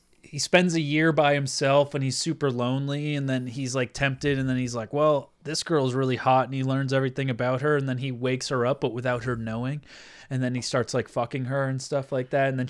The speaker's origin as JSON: {"language": "English", "town": "Manchester", "region": "North West England", "country": "United Kingdom", "said": "Hey, I'm from Manchester."}